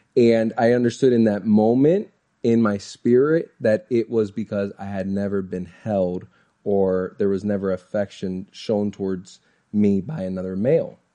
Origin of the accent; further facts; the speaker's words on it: Orlando, Florida, United States; I'm born and raised in Orlando, Florida